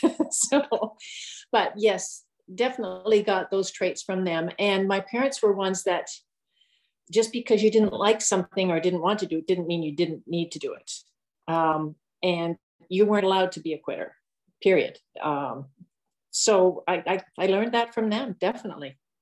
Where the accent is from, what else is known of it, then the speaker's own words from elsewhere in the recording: Winnipeg, Manitoba, Canada; also born or lived in Southwestern Ontario; now in Ontario, Canada; I grew up in Winnipeg my early years. Then we moved to Southwestern Ontario